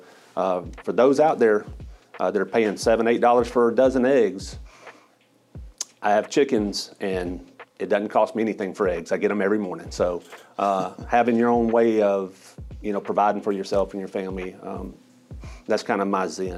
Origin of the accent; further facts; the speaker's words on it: Smyrna, Georgia, United States; also born or lived in Atlanta, Georgia; Did most of my growing up in Smyrna